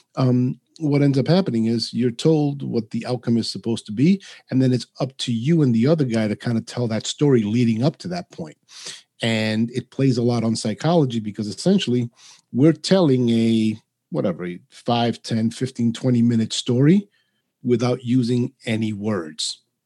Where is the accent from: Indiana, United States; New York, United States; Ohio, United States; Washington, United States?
New York, United States; New York City; first language Spanish; English is a second language; now in Providence, United States; I grew up in New York City. I now reside in uh, Rhode Island, just outside of Providence